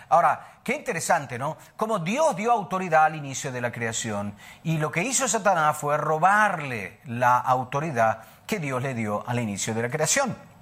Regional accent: Buenos Aires, Argentina; also born or lived in Italy / New Zealand; now in Sardinia, Italy; Yo nací en, Buenos Aires, eh, por parte de padre soy eh, libanés-francés, por parte de madre italiano-español, pero nací en Buenos Aires

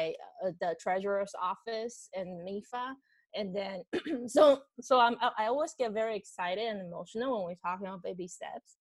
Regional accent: Taiwan; English is a second language; moved away as an adult; now in Boston, United States; I moved from Taiwan. I came to Boston for grad school

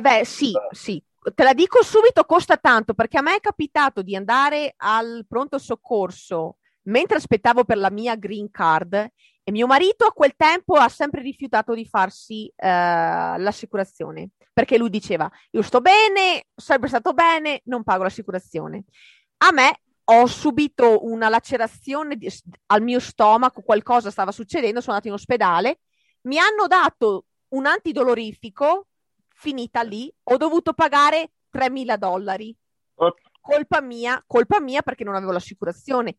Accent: Italy; moved away as an adult; now in United States; dopo la superiori in Italia

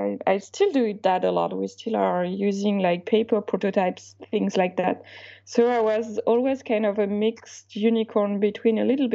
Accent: Alsace, Grand Est, France; first language Alsatian; English is a second language; I come from Alsace, which is a small region when the local language is kind of an old version of German. So the first language I learned wasn't French, actually, it was Alsatian

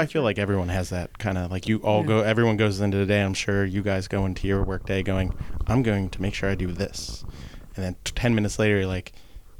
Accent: Linwood, New Jersey, United States; I am locally from Linwood. went to Our Lady of Sorrows Parish growing up. So I'm born and raised in Atlanta County. Thanks to my lovely parents who met here in Atlantic City. So I get to stay here, which is nice.

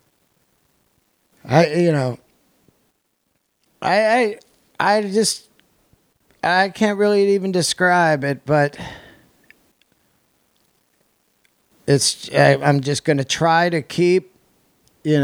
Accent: Yosemite, California, United States; I was born in Yosemite

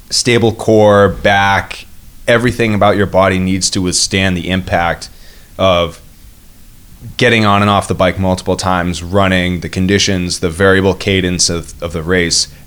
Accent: New England, United States; And that's I mean, growing up in the Northeast, we definitely had uh, a lot of uh, was it you know you don't like the weather in New England, wait five minutes.

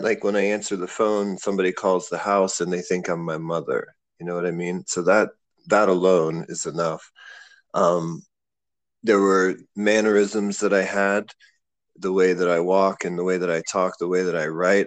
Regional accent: Clearfield, Pennsylvania, United States; moved away as an adult; also born or lived in Pittsburgh, Pennsylvania; now in Cambodia; I grew up in a small town called Clearfield on Interstate 80, about two and a half hours from Pittsburgh

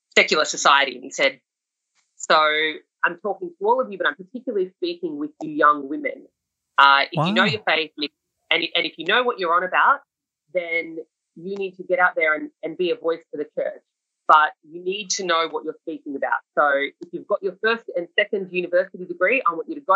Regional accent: Sydney, New South Wales, Australia; I was a young person growing up in Sydney

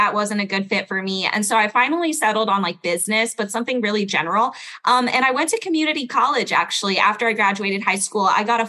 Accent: Belgium; accent: standard American; also born or lived in United States; So I was born in Belgium. I was raised in like 6 different countries before moving to the United States. So I'm like Belgian American. That's why I have no accent.

